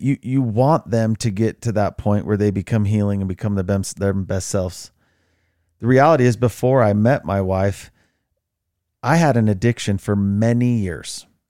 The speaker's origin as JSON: {"language": "English", "region": "Utah", "country": "United States", "tie": "born or raised there", "said": "I grew up in Utah."}